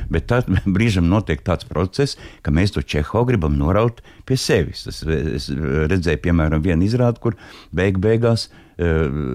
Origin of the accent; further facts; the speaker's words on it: Latvia; es esmu no Latvijas